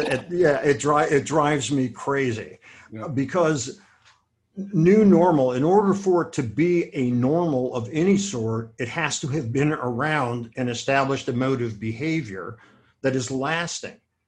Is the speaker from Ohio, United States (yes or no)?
yes; Akron, Ohio, United States; most of my closest friends are people that I grew up with in Akron, Ohio.